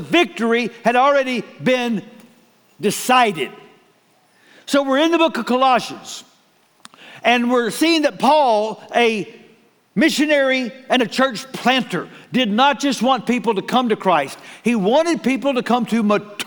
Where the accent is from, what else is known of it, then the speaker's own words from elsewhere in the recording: Waco, Texas, United States; I was born in Waco.